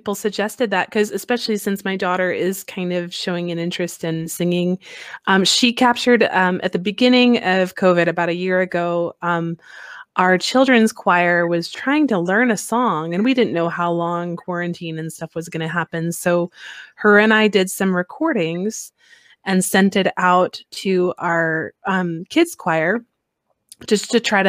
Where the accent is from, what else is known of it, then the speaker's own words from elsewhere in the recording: Colorado, United States; now in Alaska, United States; I'm from Colorado before Alaska, where the sun shines like 360 days of the year.